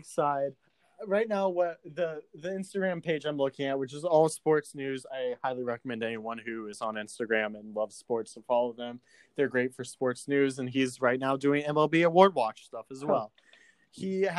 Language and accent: English; Bloomington, Illinois, United States; I grew up in Bloomington, Illinois, and most people are Chicago or St. Louis sports fans.